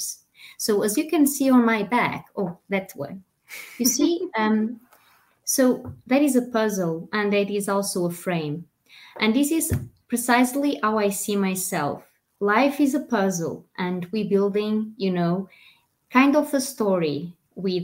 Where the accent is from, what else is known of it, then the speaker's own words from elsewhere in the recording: Portugal; English is a second language; moved away; being a Portuguese foreign actress